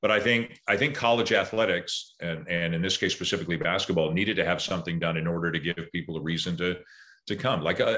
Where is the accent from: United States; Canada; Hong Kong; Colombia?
Canada; You know, in the past, Canadians, there would be two or three guys in the NBA, but, you know, usually they were bench players. You know, we'd have some good college players